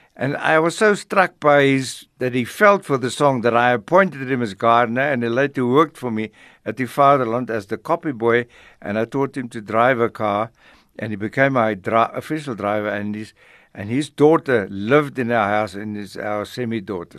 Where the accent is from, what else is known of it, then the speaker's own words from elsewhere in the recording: Middelburg, Mpumalanga, South Africa; moved away; also born or lived in Johannesburg; I grew up on a mission station called Botjabelo, which is now the name of a, of a place near Mango in Bloemfontein. Botjabelo is right outside Middelburg in, in Mpumalanga